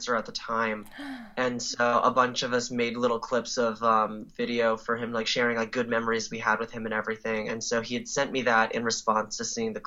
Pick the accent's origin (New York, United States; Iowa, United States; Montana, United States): New York, United States; moved away as an adult; now in Silver Spring, United States; I'm originally from New York